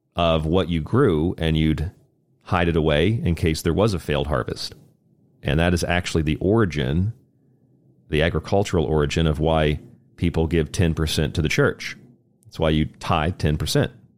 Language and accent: English; Florida, United States; Saint Augustine, Florida, actually, my home state